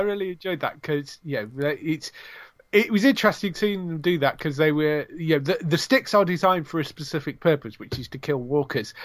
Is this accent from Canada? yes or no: no; England, United Kingdom; I'm British